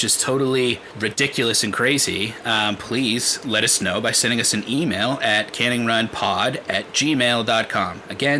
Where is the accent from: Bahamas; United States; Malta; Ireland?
United States; New England; we're from New England, where we actually have four seasons, unlike the rest of y'all